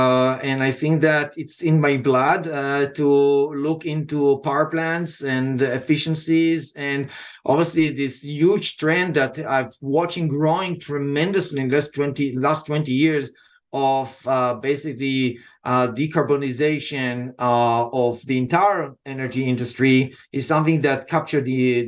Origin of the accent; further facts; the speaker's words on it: Israel; accent: Israeli; English is a second language; now in United States; Originally and by accent, what you hear is Israeli accent that was softened after 25 years here.